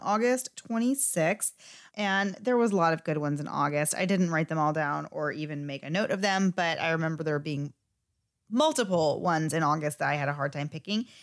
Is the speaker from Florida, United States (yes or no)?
yes; Florida, United States; we are from Florida